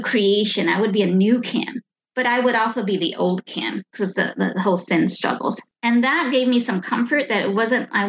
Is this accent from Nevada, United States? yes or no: no; Pasadena, California, United States; also born or lived in Vietnam; growing up in America